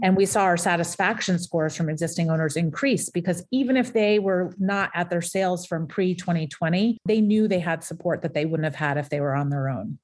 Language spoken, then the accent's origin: English; Portsmouth, New Hampshire, United States; moved away as an adult; back in my hometown of Portsmouth, New Hampshire